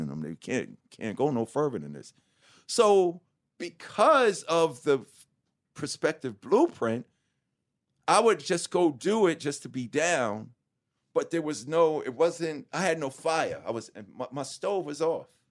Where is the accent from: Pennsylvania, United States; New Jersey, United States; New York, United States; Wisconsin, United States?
New York, United States; New York City; from Hollis, Queens, New York